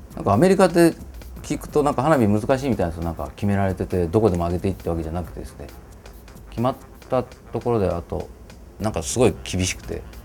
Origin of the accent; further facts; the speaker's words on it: Nagaoka, Niigata, Japan; 僕の生まれ故郷新潟県長岡市